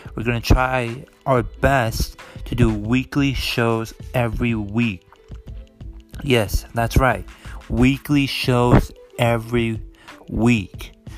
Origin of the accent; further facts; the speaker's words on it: Chicago, Illinois, United States; I am born and raised in Chicago, Illinois. Yes, I'm a Chicago boy